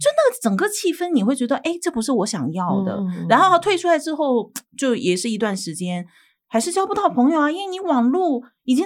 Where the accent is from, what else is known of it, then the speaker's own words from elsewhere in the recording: Dalian, Liaoning, China; moved away as an adult; now in Taiwan; 其实我的家乡大连也是